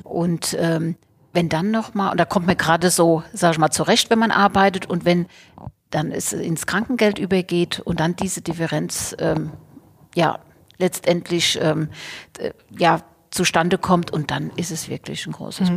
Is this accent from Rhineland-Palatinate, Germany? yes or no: yes; Bad Kreuznach, Rhineland-Palatinate, Germany; also born or lived in Portugal; ich komme aus dem Weingut